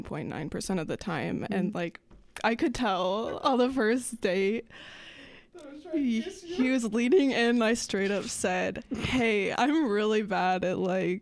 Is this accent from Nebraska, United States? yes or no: yes; Omaha, Nebraska, United States; I am from Omaha.